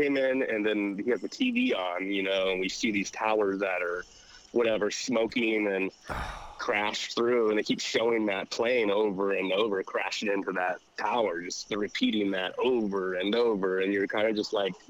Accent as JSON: {"language": "English", "region": "California", "country": "United States", "moved": "yes", "said": "I'm from California"}